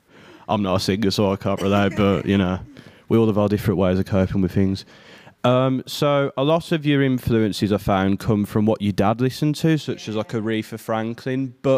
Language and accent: English; Birmingham, West Midlands, United Kingdom; accent: Birmingham; I'm from Birmingham.